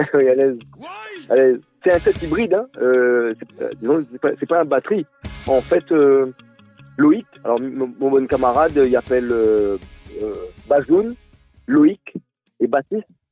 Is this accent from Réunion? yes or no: yes; Réunion; en tant que réunionnais